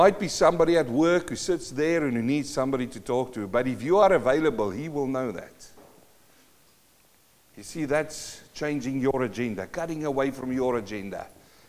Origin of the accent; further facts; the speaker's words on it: South Africa; moved away; I come from South Africa